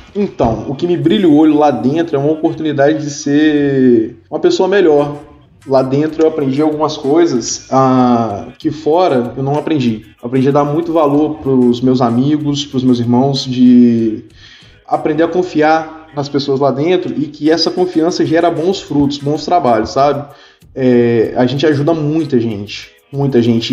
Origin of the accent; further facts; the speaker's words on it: Espírito Santo, Brazil; eu sou do Espírito Santo